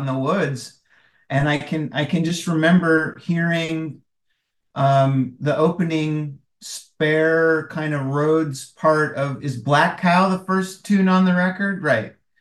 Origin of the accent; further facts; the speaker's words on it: rural Wisconsin, United States; I'm from Wisconsin and from a pretty rural part of Wisconsin, uh, and that's where I grew up